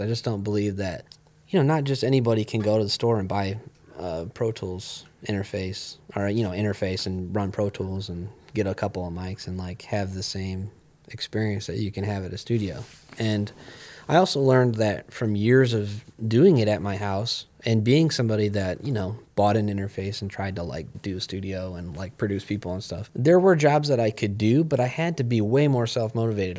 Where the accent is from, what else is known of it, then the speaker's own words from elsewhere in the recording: Ohio, United States; I grew up here and I like, you know, I feel like it's my home